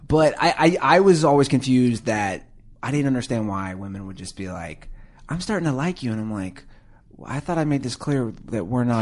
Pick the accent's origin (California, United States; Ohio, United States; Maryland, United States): Ohio, United States; Cincinnati; I'm from Cincinnati